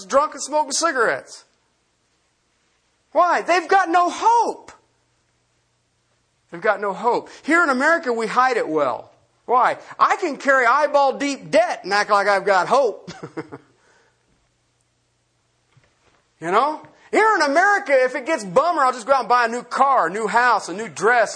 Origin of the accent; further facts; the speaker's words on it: Ohio, United States; I grew up in Ohio